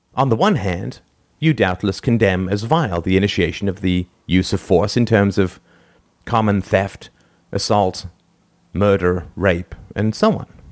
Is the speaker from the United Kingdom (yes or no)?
yes; England, United Kingdom; I grew up in England in the nineteen seventies